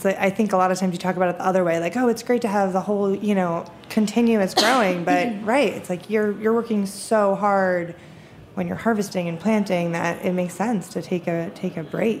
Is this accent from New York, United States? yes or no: yes; New York, United States; I'm from New York